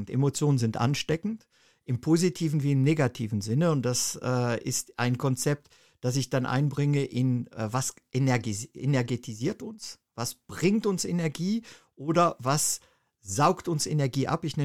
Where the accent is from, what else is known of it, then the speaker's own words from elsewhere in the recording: Germany; moved away as an adult; Ja, ich bin äh, ursprünglich in Deutschland aufgewachsen und äh, habe dort eine Ausbildung zum Bankkaufmann gemacht